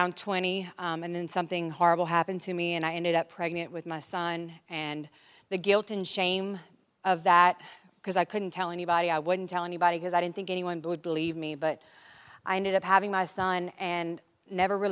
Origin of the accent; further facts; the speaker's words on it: Lafayette, Louisiana, United States; moved away as an adult; now in California, United States; I'm from Lafayette, Louisiana.